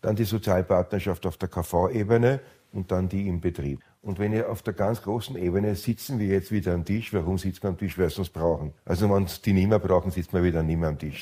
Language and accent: German; Austria